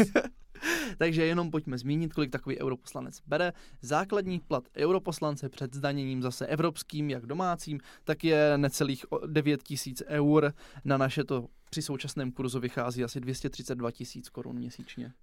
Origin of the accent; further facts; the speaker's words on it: South Moravian Region, Czechia; u nás na Jižní Moravě